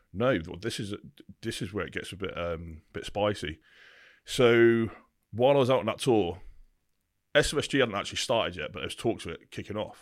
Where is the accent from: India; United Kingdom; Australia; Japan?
United Kingdom; Bampton, South East England; also born or lived in Burford; I started in a place called Burford in the Cotswolds. That's where I was essentially brought up until I was nine years old.